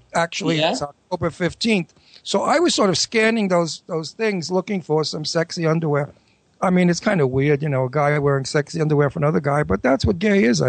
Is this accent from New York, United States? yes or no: yes; Brooklyn, Long Island, New York, United States; accent: New York, Brooklyn, Long Island; being real is speaking with my New York, Brooklyn, Long Island accent.